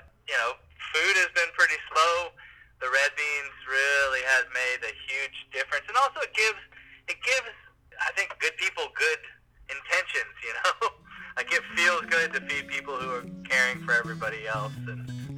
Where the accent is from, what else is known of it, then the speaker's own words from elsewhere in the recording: North Carolina, United States; moved away as an adult; now in New Orleans, United States; I'm from North Carolina originally, but I moved here the year before Katrina.